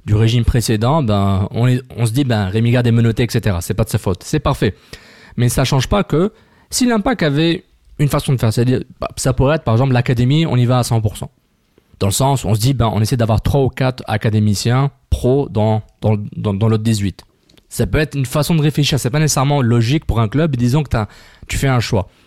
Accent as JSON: {"language": "French", "town": "Montreal", "region": "Quebec", "country": "Canada", "said": "Moi, je suis un Montréalais"}